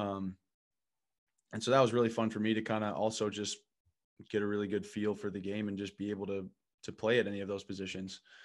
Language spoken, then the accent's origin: English; Midwest, United States; moved away as an adult; I'm a kid from the Midwest.